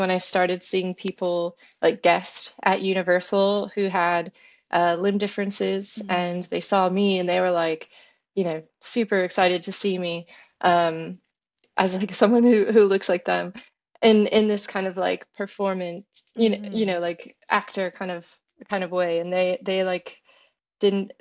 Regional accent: Florida, United States; I'm from Florida

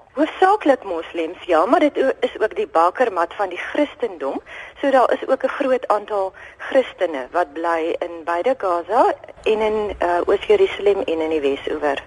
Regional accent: South Africa; ek as 'n post-apartheid Suid-Afrikaner

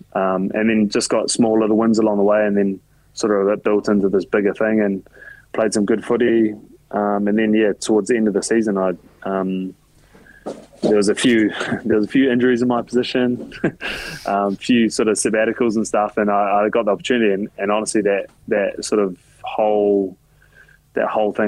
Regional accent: Auckland, New Zealand; moved away as an adult; also born or lived in Melbourne, Australia; now in Japan; when you grow up in New Zealand

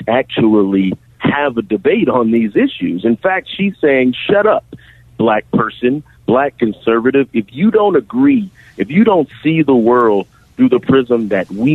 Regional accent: Savannah, Georgia, United States; I was born and raised in Savannah.

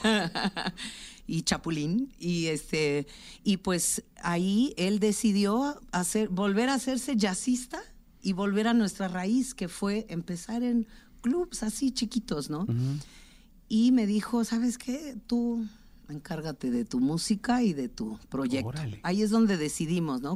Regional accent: Tlaxiaco, Oaxaca, Mexico; Tlajiaco, mi pueblo, en la Sierra Sur de Oaxaca

